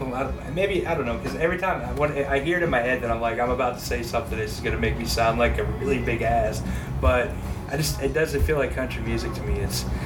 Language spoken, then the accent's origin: English; Pennsylvania, United States; born or raised there; moved away